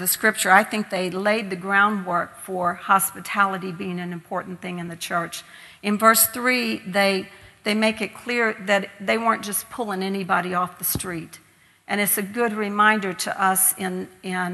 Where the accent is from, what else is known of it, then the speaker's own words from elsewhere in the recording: Kentucky, United States; moved away as an adult; now in Ireland; growing up in Kentucky, we would be sent out the back door to the neighbors to get more potatoes